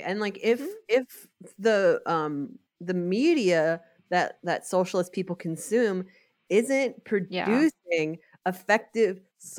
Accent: New York, United States; maybe again it's like growing up in New York, it's like you know, you are loyal to a place.

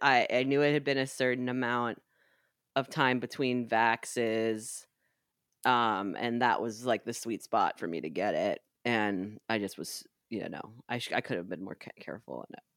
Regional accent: New York, United States; So, as a New Yorker, I can't do it.

